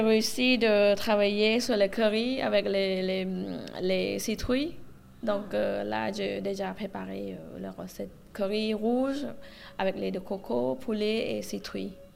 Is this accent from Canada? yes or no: no; Southern Thailand, Thailand; French is a second language; also born or lived in Phuket; now in Paris, France; Je viens du sud de la Thaïlande. En fait, ma famille en Thaïlande, ils ont le restaurant. Euh, à Phuket